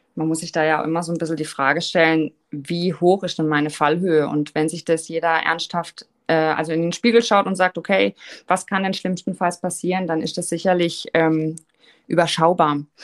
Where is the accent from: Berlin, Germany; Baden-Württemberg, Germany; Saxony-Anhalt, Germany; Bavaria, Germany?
Baden-Württemberg, Germany; Offenburg; also born or lived in Switzerland; Ich komme aus Offenburg.